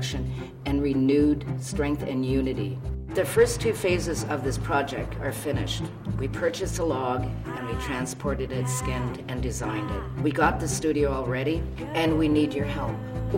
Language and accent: English; Haida and Coast Salish Nation, west coast of BC, British Columbia, Canada; I'm from the Haida and Coast Salish Nation on the west coast of BC.